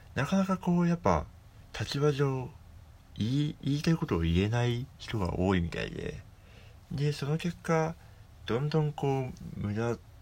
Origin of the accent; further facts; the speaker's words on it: Hokkaido, Japan; moved away; 僕はあの北海道出身でですね